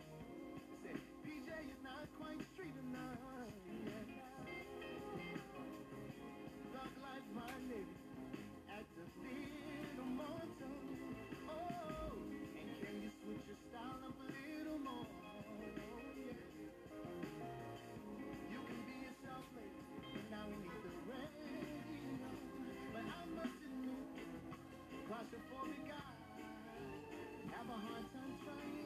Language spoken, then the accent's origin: English; New Orleans, Louisiana, United States; moved away as an adult; also born or lived in Los Angeles, California; I moved back to New Orleans, my hometown